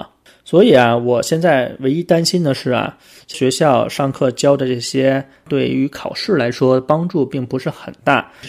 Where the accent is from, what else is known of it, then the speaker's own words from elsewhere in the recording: China; now in Australia; 也就想起我小时候在国内的教育。